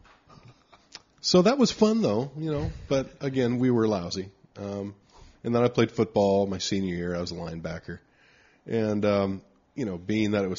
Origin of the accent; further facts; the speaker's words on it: Anaheim, California, United States; also born or lived in Signal Hill, California / New York; on the street I grew up on, when we moved to Anaheim from Signal Hill, there were a bunch of kids on the street. So we grew up playing